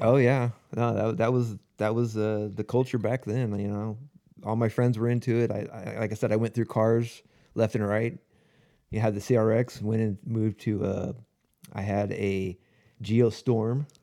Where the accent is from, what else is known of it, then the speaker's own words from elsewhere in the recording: Lakewood, California, United States; I grew up in Lakewood